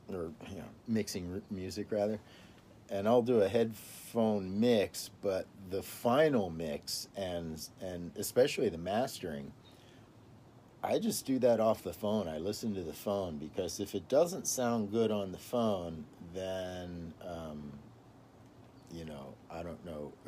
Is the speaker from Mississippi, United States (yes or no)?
yes; Mississippi, United States; now in Fair Oaks, United States; I was actually born and raised in the South, Mississippi.